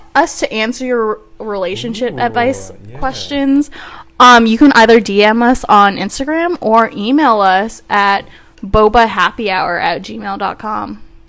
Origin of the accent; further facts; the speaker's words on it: Seattle, Washington, United States; For those of you who don't know, I'm from Seattle, Washington.